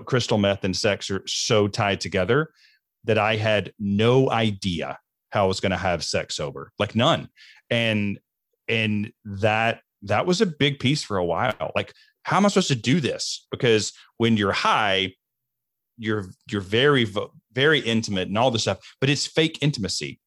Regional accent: the deep South, United States; I grew up in the South, and I grew up in the deep South in the Southern Baptist Church

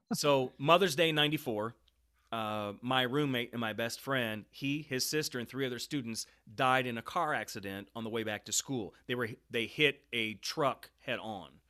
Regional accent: Kansas City, Missouri, United States; also born or lived in Saint Louis, Missouri / Lake of the Ozarks, Missouri; We moved to the Kansas City area, and I spent most of my years in various parts of Kansas City. And so my middle school, high school years were all here in Kansas City

